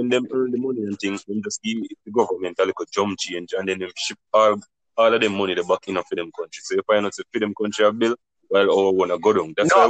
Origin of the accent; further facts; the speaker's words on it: Jamaica; I am a Jamaican